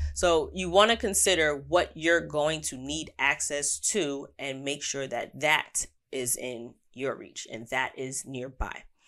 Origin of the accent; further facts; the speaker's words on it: New York, United States; As an American, as a New Yorker